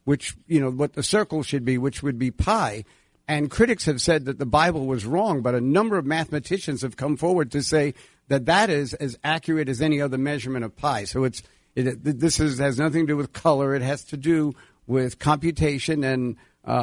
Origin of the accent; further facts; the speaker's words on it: Hempstead, New York, United States; my mom found this district in Hempstead, Long Island, And I grew up in Long Island